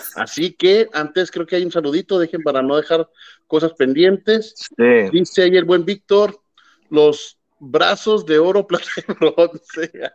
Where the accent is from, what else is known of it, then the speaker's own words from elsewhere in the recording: Mexico; soy, sea mexicano